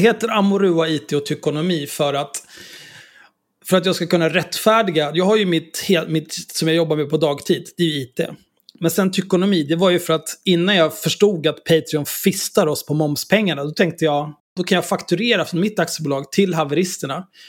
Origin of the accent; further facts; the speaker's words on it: Stockholm, Stockholm County, Sweden; Hornstull och Zinkensdamm där jag växte upp också